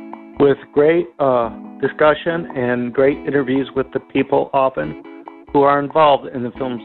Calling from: Nashville, Tennessee, United States; I'm calling from Nashville, Tennessee.

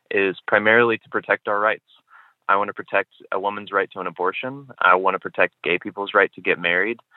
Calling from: Manchester, New Hampshire, United States; I'm calling from Manchester, New Hampshire.

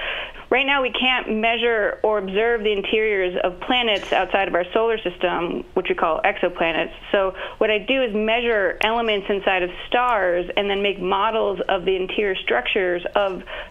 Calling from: San Antonio, Texas, United States; I'm calling from San Antonio.

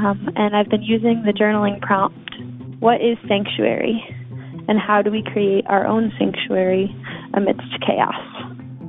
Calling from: Boston, Massachusetts, United States; I'm calling from Jamaica Plain, Massachusetts.

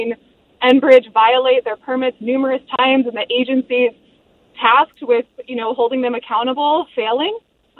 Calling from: St. Paul, Minnesota, United States; I'm from St. Paul

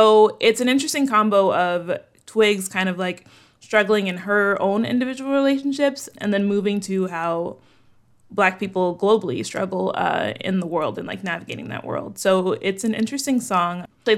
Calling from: Chicago, Illinois, United States; I'm calling in from Chicago.

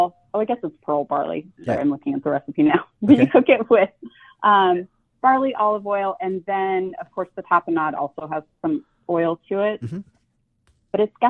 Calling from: Seattle, Washington, United States; I am well. I am calling from Seattle.

